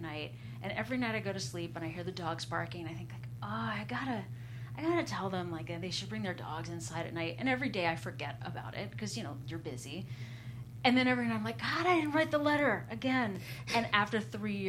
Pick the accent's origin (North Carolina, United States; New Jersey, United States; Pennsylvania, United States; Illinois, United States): Pennsylvania, United States; Philadelphia; also born or lived in New York; now in Los Angeles, United States; we're both from there. We're both from Philadelphia